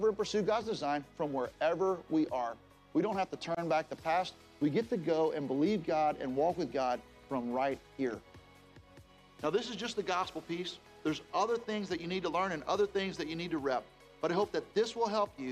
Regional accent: Jacksonville, Florida, United States; I grew up in Jacksonville where our families planted a church together.

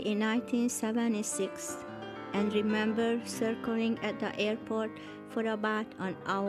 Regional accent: Hungary; English is a second language; moved away as an adult; now in United States; I had grown up during the difficult times in Hungary. I lived through World War II and the Hungarian Revolution of 1956. I had left a communist-run country and was entering a free country

